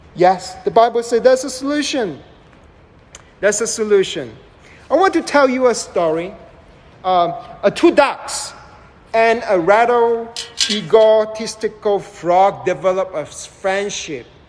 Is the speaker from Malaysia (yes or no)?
yes; Malaysia; also born or lived in United States; now in Dallas, United States; I was born and raised in Southeast Asia